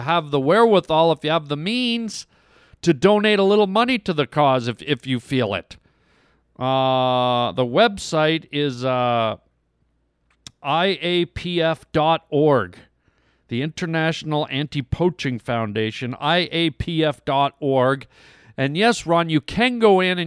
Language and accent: English; Canada; I was born and raised in Canada.